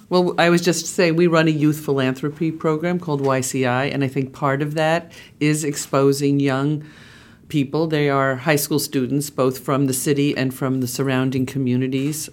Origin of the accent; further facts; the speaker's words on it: Long Island, New York, United States; moved away as an adult; also born or lived in Boston; I grew up in the suburbs of New York City out on Long Island